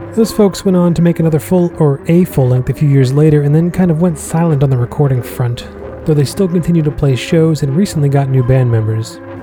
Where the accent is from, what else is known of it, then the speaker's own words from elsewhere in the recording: Massachusetts, United States; my home state of Mass